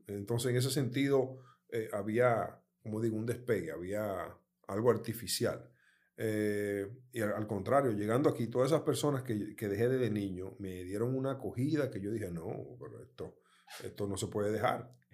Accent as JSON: {"language": "Spanish", "country": "Dominican Republic", "tie": "born or raised there", "also_born_or_lived": "United States", "moved": "yes", "said": "mi país natal"}